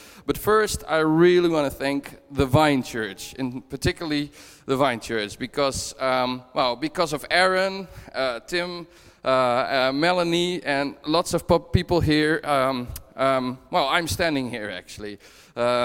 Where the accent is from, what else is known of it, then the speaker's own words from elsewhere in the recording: Netherlands; moved away as an adult; now in Dunfermline, United Kingdom; I'm originally from the Netherlands, but we moved up from the Netherlands last year to Dunfermline